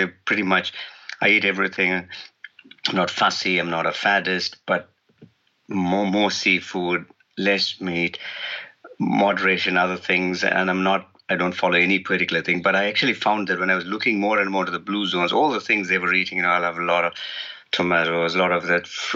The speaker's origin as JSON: {"language": "English", "country": "India", "moved": "yes", "lives_now": "New Zealand", "said": "originally I'm from India"}